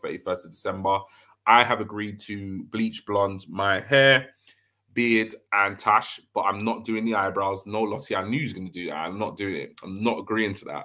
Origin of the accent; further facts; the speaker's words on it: London, United Kingdom; moved away as an adult; I'm originally from London, even though I've recently moved